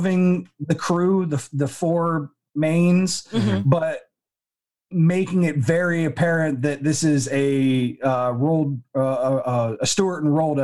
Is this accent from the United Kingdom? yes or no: no; Canada; being Canadian